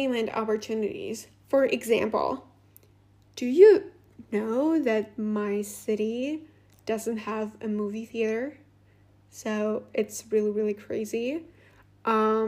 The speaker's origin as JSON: {"language": "English", "country": "Latvia", "first_language": "Russian", "second_language": "English", "said": "it is not very convenient also to live here for me, for example, because my native language is also Russian"}